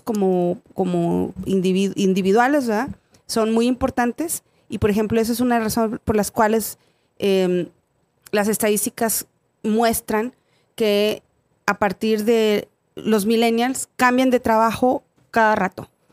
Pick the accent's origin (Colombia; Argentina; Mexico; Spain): Mexico; moved away; yo soy de México